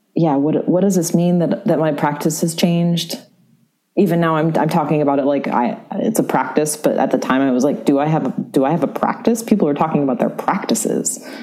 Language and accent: English; San Francisco, California, United States; also born or lived in New York; now in Chicago, United States; I grew up in San Francisco.